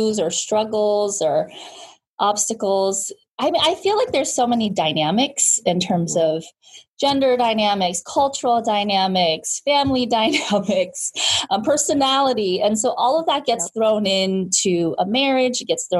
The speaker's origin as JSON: {"language": "English", "region": "Southern California", "country": "United States", "tie": "born or raised there", "moved": "as an adult", "lives_now": "Bay Area, United States", "said": "I am a second generation Korean American, born and raised in Southern California, but transplanted to the Bay to go to school at UC Berkeley."}